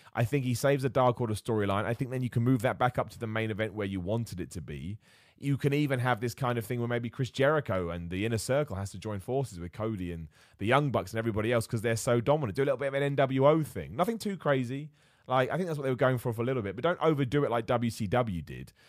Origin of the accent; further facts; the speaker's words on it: United Kingdom; As a British dude